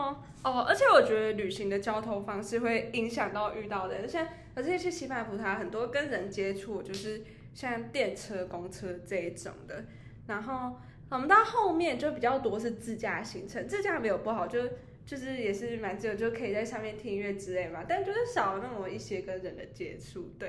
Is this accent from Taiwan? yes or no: yes; Taichung, Taiwan; 我发现很多外籍生对台中的印象都是黑道老大，哎，黑帮老大，对，就是就我刚才说，哦，我来自台中